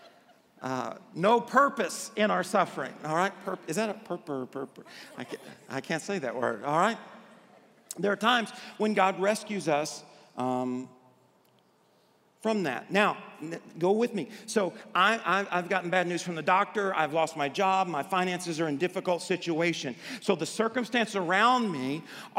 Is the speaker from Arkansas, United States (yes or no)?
yes; Arkansas, United States; I grew up in Arkansas